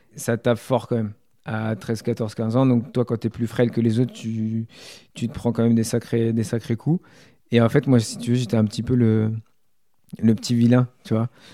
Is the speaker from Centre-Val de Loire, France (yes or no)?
yes; Issoudun, Centre-Val de Loire, France; moved away as an adult; also born or lived in Tours / Le Poinçonnet; J'ai été très longtemps à Issoudun